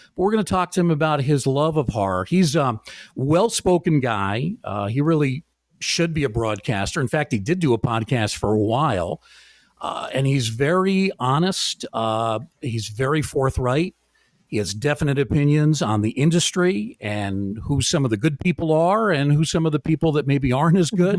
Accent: Bronxville, New York, United States; I actually grew up on the border of Yonkers in a very small town called Bronxville

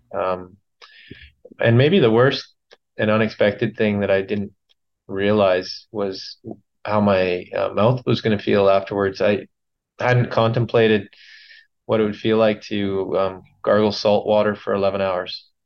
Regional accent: Williams Lake, British Columbia, Canada; I grew up in Williams Lake

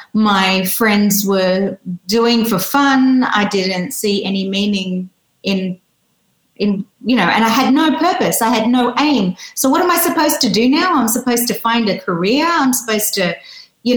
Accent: Sydney, New South Wales, Australia; accent: Australian; moved away as an adult; now in United Kingdom; I was born and raised in Sydney.

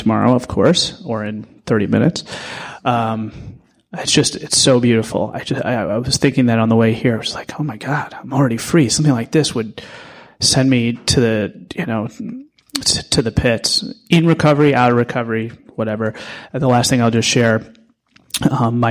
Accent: St. Louis, Missouri, United States; now in New York City, United States; I'm from St. Louis originally

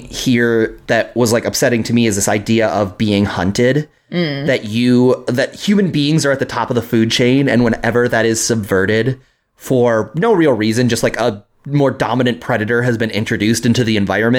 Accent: Minneapolis, Minnesota, United States; I grew up in Minneapolis.

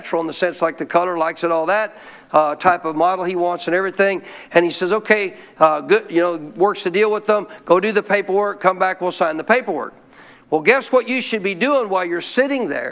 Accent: Montana, United States; I grew up in Montana in a cold nation, in a cold area of the nation

